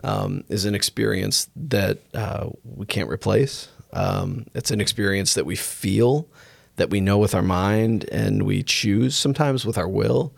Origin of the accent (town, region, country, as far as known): United States; accent: American